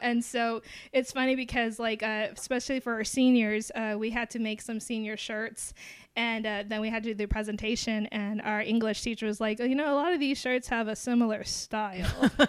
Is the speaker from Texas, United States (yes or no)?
yes; Alice, Texas, United States; I've grown up in Alice, Texas. And the thing about it is a small town. And so it's like we grew up all with each other.